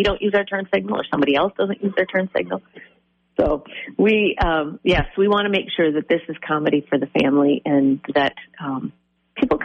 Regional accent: Faribault, Minnesota, United States; growing up in Faribault, we didn't have cell phones back when I was a kid

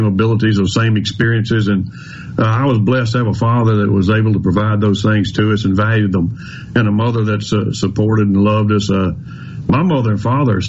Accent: Carthage, Mississippi, United States; I grew up in Carthage, Mississippi.

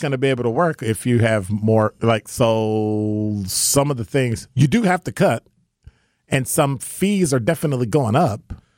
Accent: Chicago, Illinois, United States; now in Milwaukee, United States; I'm from Ch-, Chicago

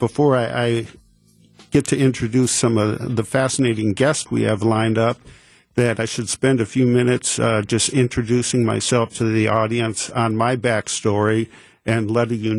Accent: Oak Creek, Wisconsin, United States; I grew up in Oak Creek, and I actually live there now

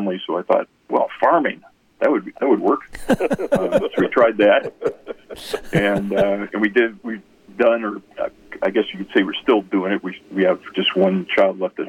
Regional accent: Wisconsin, United States; also born or lived in Minnesota; I was born in Minnesota, raised in Wisconsin.

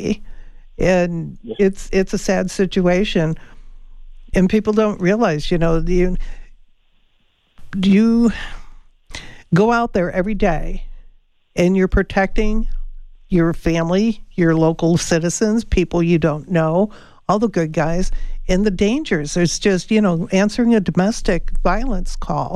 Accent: Chicago, Illinois, United States; I'm from Chicago

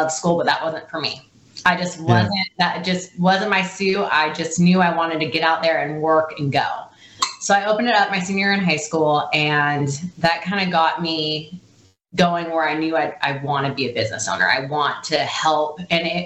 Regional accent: Coeur d'Alene, Idaho, United States; moved away as an adult; I am from Idaho in a really pretty place called Coeur d'Alene, Idaho

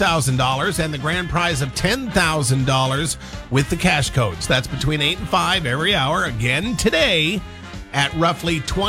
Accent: Montana, United States; moved away; growing up in Montana hunting with my dad

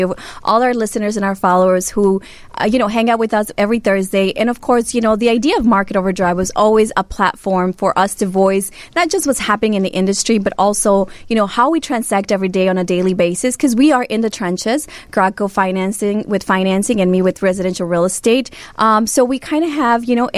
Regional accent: Chicago, Illinois, United States; I am not a Chicago native, but I am I grew up in Chicago.

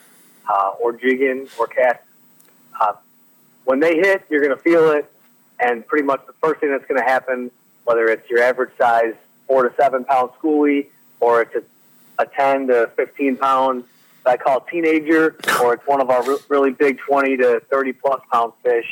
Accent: Chicago south suburbs, Illinois, United States; moved away as an adult; now in Southern Illinois, United States; I'm from the South Suburbs originally, went to college originally in Chicago and then came to grad school in Southern Illinois.

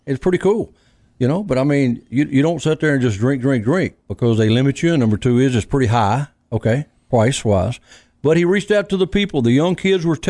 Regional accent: Cleveland, Mississippi, United States; also born or lived in Shaw, Mississippi; I grew up. I was born in Shaw in Cleveland, Mississippi

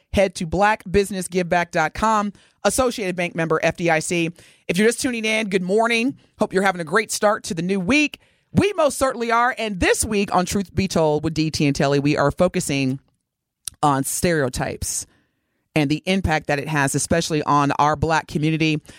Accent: Evansville, Indiana, United States; moved away; I grew up in Evansville, Indiana.

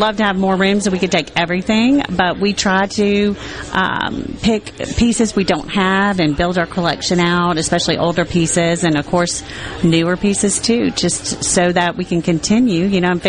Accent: Biloxi, Mississippi, United States; I am. I was born and raised in Biloxi.

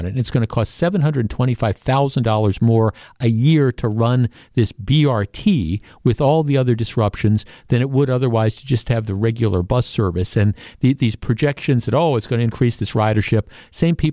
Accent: Brookfield, Wisconsin, United States; Jeff, I'm from Brookfield.

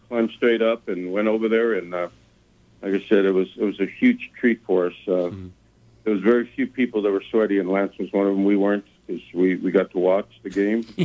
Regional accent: Mexico; moved away; when I moved here from Mexico in 1967 and accomplished a lot of the things and gotten some of the recognition in my life.

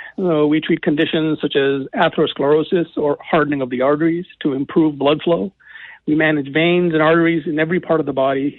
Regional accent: Boston, Massachusetts, United States; also born or lived in Detroit, Michigan / North Carolina; now in Michigan, United States; I'm originally from Boston

